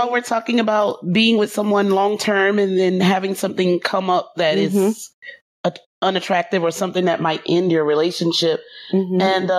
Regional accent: Texas, United States; Anyway, I'm from Texas.

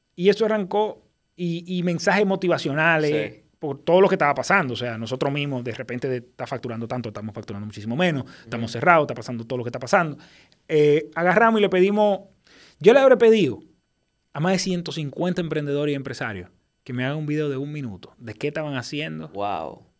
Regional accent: Dominican Republic; tú sabes cómo somos los dominicanos

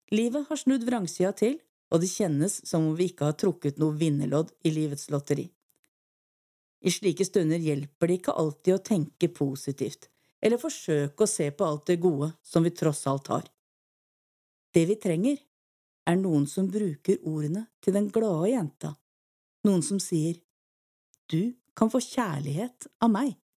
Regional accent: Eastern Norway, Norway; accent: Eastern Norwegian; moved away; ellers er jeg jo østlending, det er kanskje ikke så vanskelig å høre.

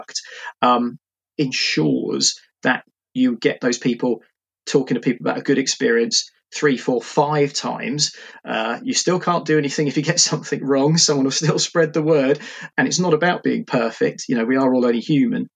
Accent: Portsmouth, South East England, United Kingdom; moved away as an adult; now in Reading, United Kingdom; I'm originally from Portsmouth

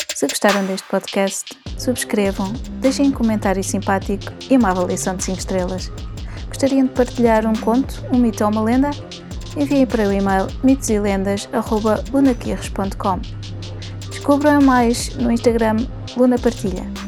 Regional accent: Oeiras, Lisbon, Portugal; moved away; da minha terra natal e onde voltei a viver, Porto Salvo, em Oeiras. Aqui crescemos a ouvir a lenda

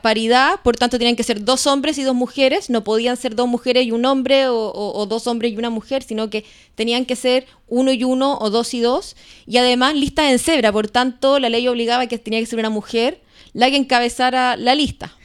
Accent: Osorno, Los Lagos, Chile; moved away as an adult; also born or lived in Santiago; Osornina de Tomo y Lomo de toda la vida. Nací, crecí en, en Osorno.

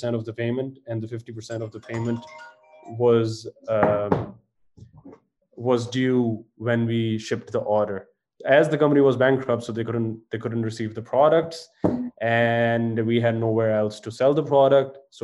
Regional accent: Faisalabad, Punjab, Pakistan; also born or lived in Edinburgh / London; So I was born in Faisalabad and raised in Faisalabad, which is one of the textile hubs in Pakistan.

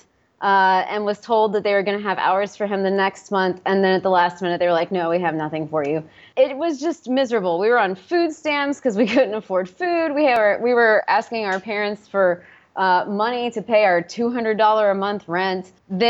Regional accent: East Tennessee, United States; also born or lived in North Carolina / Nashville, Tennessee; So I'm from East Tennessee, and we had a ton of friends, mutual friends, in Nashville, Tennessee.

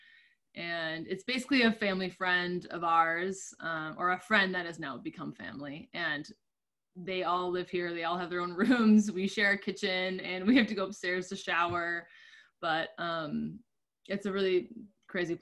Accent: Minnesota, United States; moved away as an adult; also born or lived in Chicago; now in Los Angeles, United States; I'm originally from Minnesota. I'm a Minnesota girl

